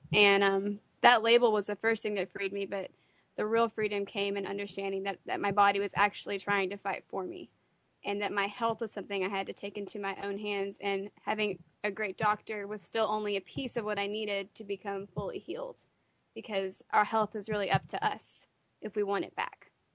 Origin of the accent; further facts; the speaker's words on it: Fort Worth, Texas, United States; I'm from Fort Worth, Texas, and um, in Tyler today.